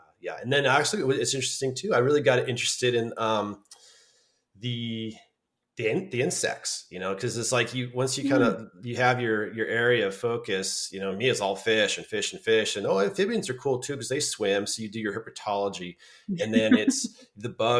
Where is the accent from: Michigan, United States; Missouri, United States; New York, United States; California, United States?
California, United States; Santa Cruz; growing up in Santa Cruz on the coast